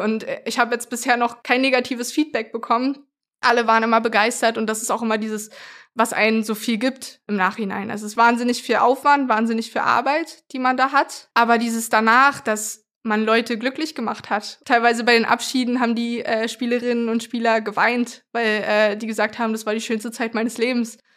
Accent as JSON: {"language": "German", "region": "Berlin", "country": "Germany", "tie": "born or raised there", "said": "ich bin in, im Köpenicker Raum groß geworden"}